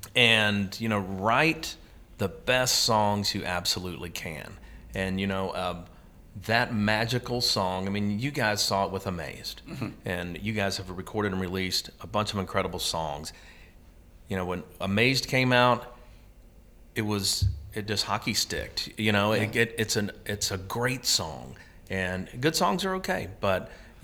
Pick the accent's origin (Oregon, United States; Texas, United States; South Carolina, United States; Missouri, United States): Texas, United States; there's a side of me that, you know, that's a Texan. Mm-hmm. And I'm like, man, I'm glad to be back in my home state